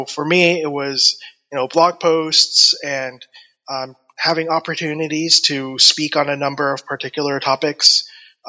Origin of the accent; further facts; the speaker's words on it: Atlanta, Georgia, United States; I'm from Atlanta, Georgia, in the United States.